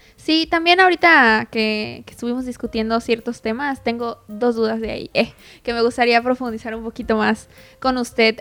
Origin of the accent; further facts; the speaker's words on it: Yucatán, Mexico; nosotros como artistas yucatecos